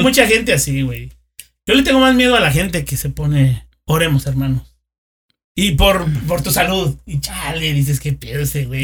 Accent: Querétaro, Mexico; yo soy de Lomas de Casablanca

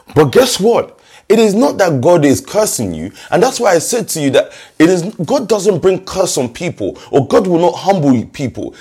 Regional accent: London, United Kingdom; I remember us growing up in Stockwell

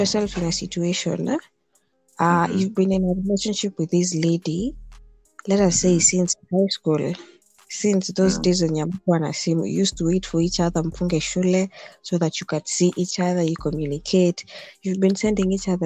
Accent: Kenya; I'm a Kenyan.

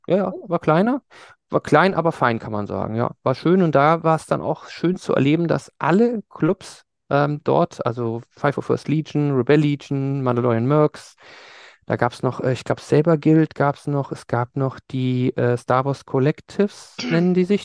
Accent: Germany; ich komme aus Deutschland

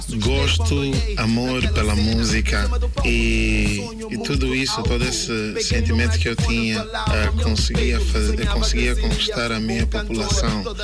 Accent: Angola; also born or lived in Tanzania

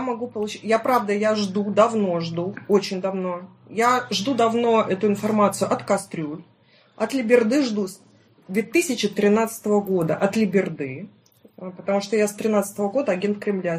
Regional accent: Stavropol, Stavropol Krai, Russia; Я вообще из Ставропольского края, город Ставрополь

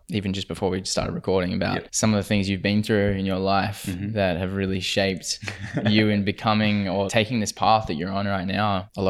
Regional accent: Perth, Western Australia, Australia; moved away as an adult; I've only been back in Perth just over a year

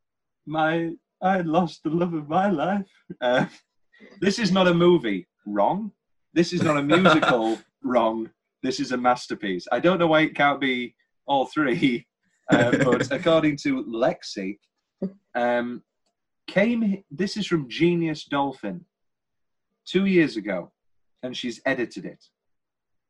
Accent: United Kingdom; we're British

